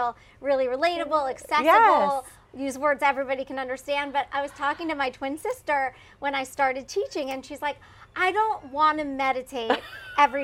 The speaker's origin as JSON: {"language": "English", "town": "Philadelphia", "region": "Pennsylvania", "country": "United States", "tie": "born or raised there", "moved": "as an adult", "lives_now": "Houston, United States", "said": "I grew up in Philadelphia"}